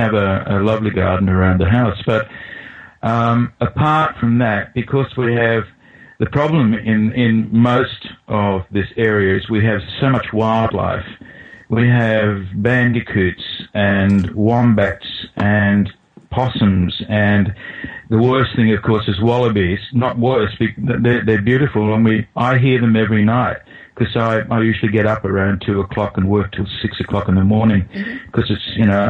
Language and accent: English; just outside of Sydney, New South Wales, Australia; also born or lived in England; I'm from Australia, and I think that's probably quite self-evident from my accent